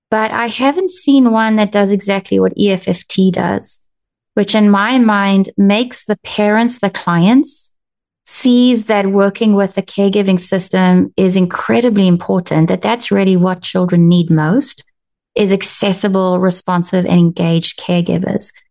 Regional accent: South Africa; also born or lived in United States; I'm South African and American, and I'm a marriage and family therapist.

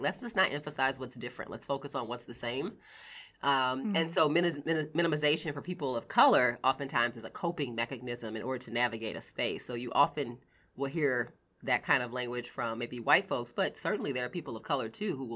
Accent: United States; also born or lived in New York; my husband and I were the only Americans at this church

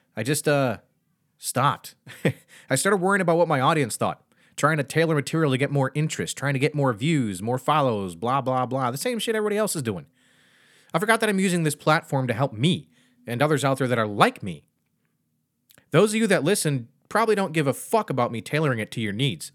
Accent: Michigan, United States; now in Pennsylvania, United States; I grew up in Michigan

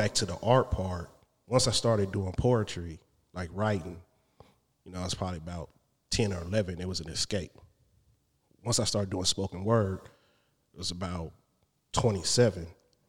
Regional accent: San Diego, California, United States; I'm from Southern Cali, San Diego, SDWC.

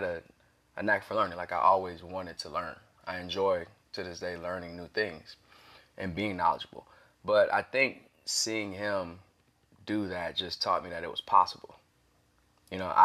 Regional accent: Morrow, Georgia, United States; also born or lived in Heidelberg, Germany / Darmstadt, Germany; I grew up on the south side of Atlanta, Clay County, Morrow

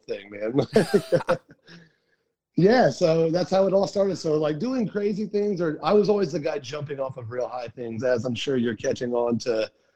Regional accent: Crawfordsville, Indiana, United States; My hometown here in Crawfordsville

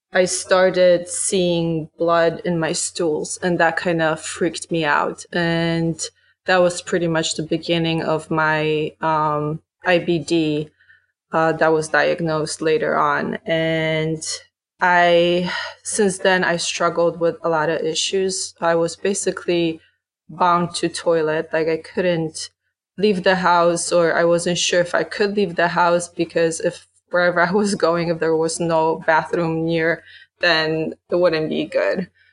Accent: Poland; now in United States; growing up in Poland

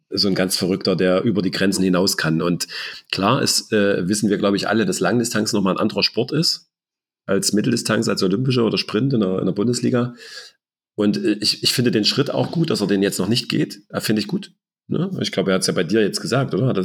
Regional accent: Germany; weil das ja nun auch ein großes Ziel ist, gerade als Deutscher das mal zu erleben.

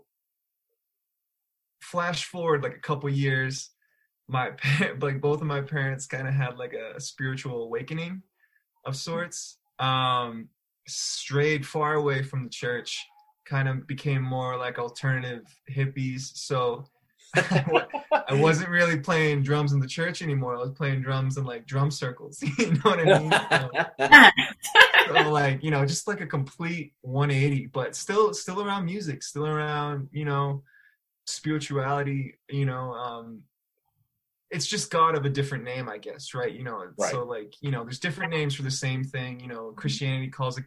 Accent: outside of Boston, Massachusetts, United States; moved away as an adult; also born or lived in Chicago; now in Denver, United States; I grew up outside of Boston, right? So my parents have these thick Boston accents

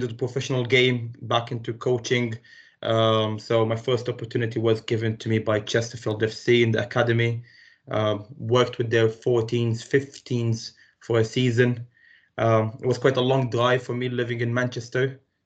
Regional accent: Romania; English is a second language; moved away as an adult; also born or lived in Palestine; now in United Kingdom; Originally I'm from Romania, but from a really mixed heritage. Like I said to you earlier, my mom is Romanian, my dad is Palestinian. Grew up in Romania though

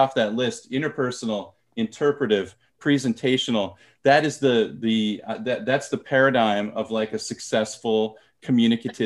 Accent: United States; first language English; moved away as an adult; now in South Korea; I was born and raised in America and my native language is English

